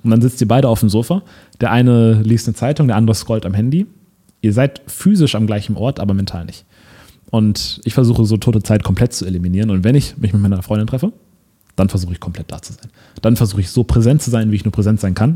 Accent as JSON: {"language": "German", "town": "Lübeck", "region": "Schleswig-Holstein", "country": "Germany", "tie": "born or raised there", "moved": "yes", "said": "in Lübeck, in meiner Heimatstadt, in meinem Elternhaus"}